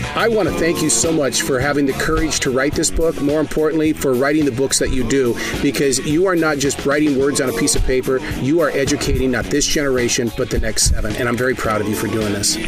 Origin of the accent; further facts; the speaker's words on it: Montana, United States; come from the state of Montana